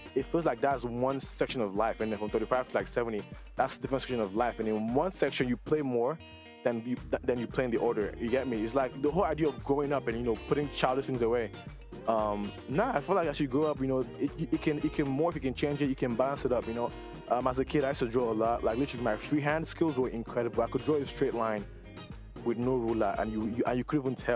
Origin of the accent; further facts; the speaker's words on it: Nigeria; moved away; growing up in Nigeria